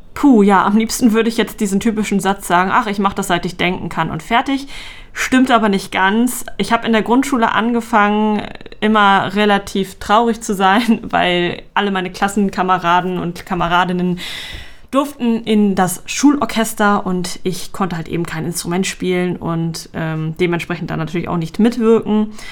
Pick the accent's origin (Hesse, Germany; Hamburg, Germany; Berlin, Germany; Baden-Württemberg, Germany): Hamburg, Germany; ich komme aus Hamburg